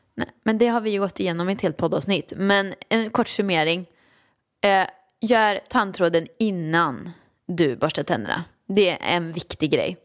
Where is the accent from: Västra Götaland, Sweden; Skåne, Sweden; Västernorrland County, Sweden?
Västra Götaland, Sweden; Åmål; now in Stockholm, Sweden; jag kommer ju från Åmål och det var ett jättestort steg för mig att flytta till Stockholm